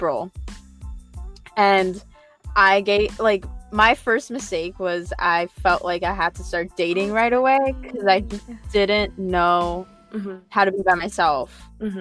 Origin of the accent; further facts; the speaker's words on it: Connecticut, United States; I'm from Connecticut